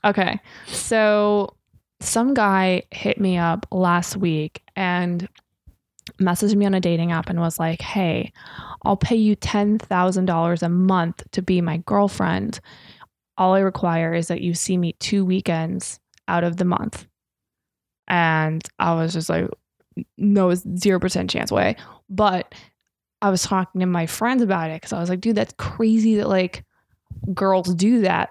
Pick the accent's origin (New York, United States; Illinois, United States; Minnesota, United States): Minnesota, United States; I'm from Minnesota.